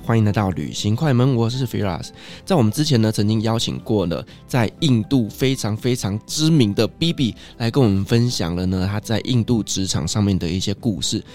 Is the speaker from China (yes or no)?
no; Taiwan; also born or lived in Qatar; 我们台湾人